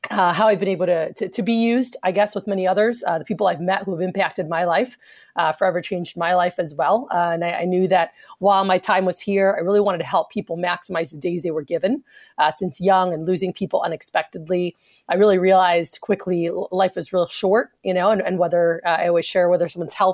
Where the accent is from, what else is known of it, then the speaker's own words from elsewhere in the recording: South Florida, United States; now in Texas, United States; growing up in South Florida